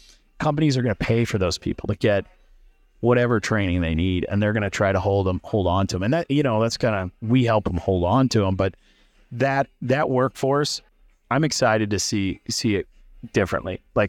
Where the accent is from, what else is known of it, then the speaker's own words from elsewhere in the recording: Illinois, United States; I grew up outside of Champaign, so it's college town's 20 minutes away from my hometown.